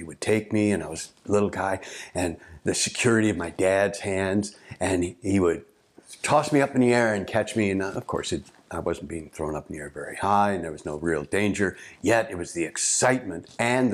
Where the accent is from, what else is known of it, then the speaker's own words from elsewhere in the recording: St. Louis, Missouri, United States; where I grew up in St. Louis.